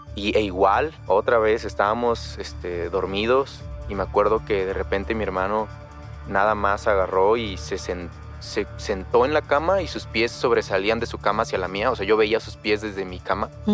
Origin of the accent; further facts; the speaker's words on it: Chiapas, Mexico; Soy de un pueblo en Chiapas, es un pueblo pequeño